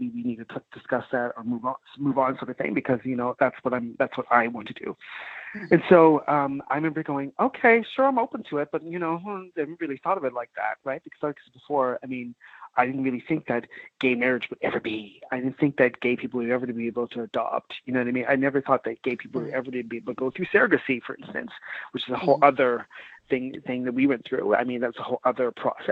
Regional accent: Nova Scotia, Canada; moved away; also born or lived in Vancouver; growing up in Nova Scotia too as well, I guess before, big black family

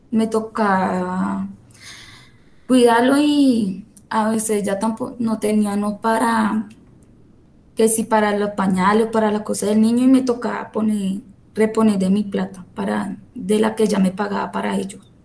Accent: Venezuela; now in Colombia; yo soy venezolana

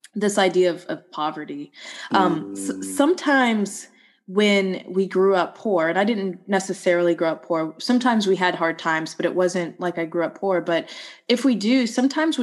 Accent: Atlanta, Georgia, United States; growing up in Atlanta, specifically like a small suburb outside of Atlanta in the 1980s

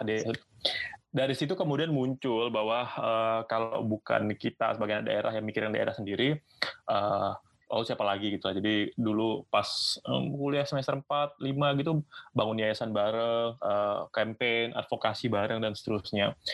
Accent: Singkawang, West Kalimantan, Indonesia; also born or lived in Pontianak / Melbourne; asalnya itu dari Singkawang, bro. Singkawang. Singkawang. Kalbar. Yes, Kalimantan Barat

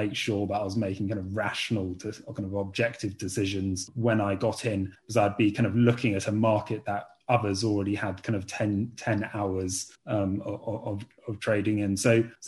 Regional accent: England, United Kingdom; also born or lived in China / London; So while I come from England, I did university in China.

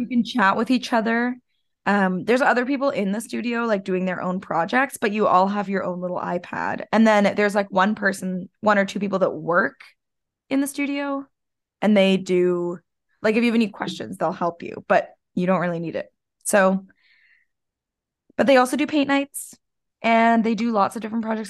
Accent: Canada; Us Canadians

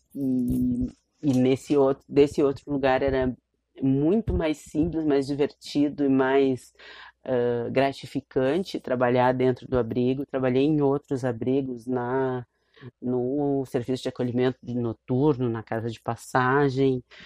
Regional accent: Porto Alegre, Rio Grande do Sul, Brazil; uma pessoa como eu que saiu lá do Morro do Curral. Saiu nada, porque eu continuo lá, minha família está lá, eu estou lá, meus amigos, minhas amigas estão lá. Foi lá que eu estudei

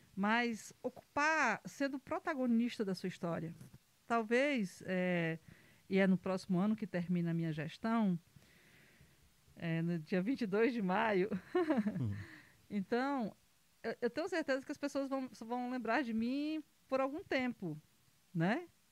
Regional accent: Pedra Branca, Brazil; Sou, sou do município de Pedra Branca

